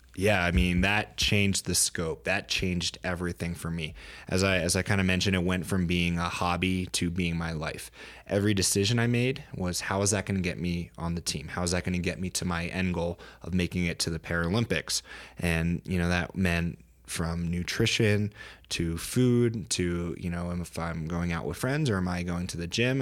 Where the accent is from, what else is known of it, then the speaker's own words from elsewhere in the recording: Pennsylvania, United States; now in Colorado, United States; I'm from Pennsylvania originally, so a small town there back east, uh, living in Colorado now